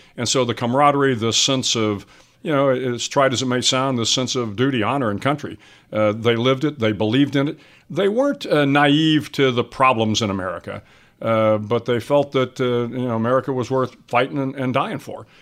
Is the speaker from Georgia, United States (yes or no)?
no; San Antonio, Texas, United States; also born or lived in Pinehurst, North Carolina; I grew up, uh, not too far from here, down in San Antonio, uh, Texas